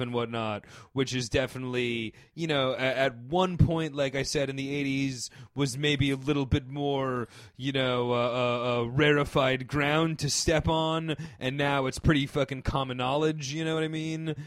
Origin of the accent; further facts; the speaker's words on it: Northeast, suburban New York City, United States; growing up in the Northeast in suburban New York City